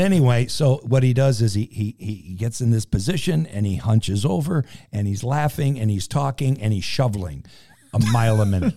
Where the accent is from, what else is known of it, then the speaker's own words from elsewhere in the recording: Western Massachusetts, United States; I grew up in Western Massachusetts